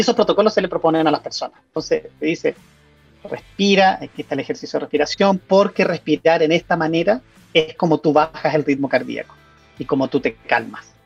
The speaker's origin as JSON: {"language": "Spanish", "country": "Chile", "also_born_or_lived": "Italy", "moved": "as an adult", "said": "hace un par de años me fui de Chile, me especialicé afuera, en Europa, en Italia, viví cinco años"}